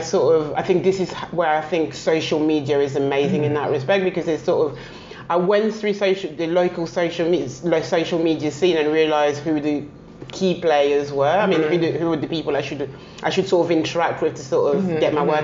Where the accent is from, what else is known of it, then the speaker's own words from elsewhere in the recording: Paris, Île-de-France, France; I mean, I still think, although I was raised in Paris, I still think London is the best city in the world.